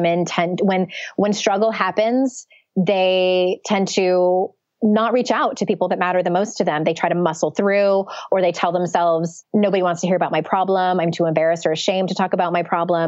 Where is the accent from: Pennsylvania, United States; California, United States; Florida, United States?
California, United States; San Diego; moved away; I went back to my hometown of San Diego